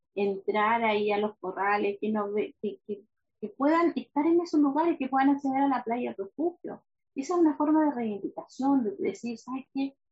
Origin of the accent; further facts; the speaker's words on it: Valdivia, Los Ríos, Chile; also born or lived in Río Chico; Yo nací, de hecho, en, Valdivia, pero mi mamá vivía en Río Chico. Ya eh, entonces crecí toda la vida con el río chico en mi cabeza